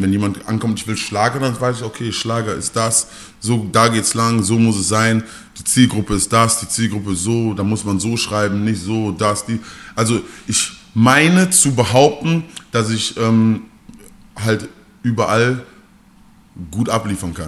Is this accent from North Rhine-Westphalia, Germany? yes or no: yes; Mülheim an der Ruhr, North Rhine-Westphalia, Germany; bei uns in Mülheim